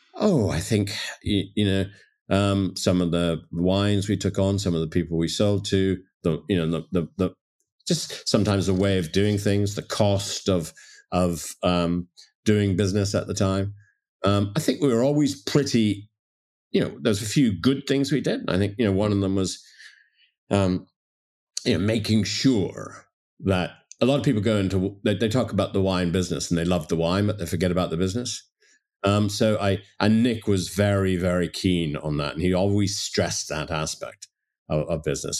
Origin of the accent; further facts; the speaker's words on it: Toronto, Ontario, Canada; moved away; also born or lived in London / Dublin; I grew up in Toronto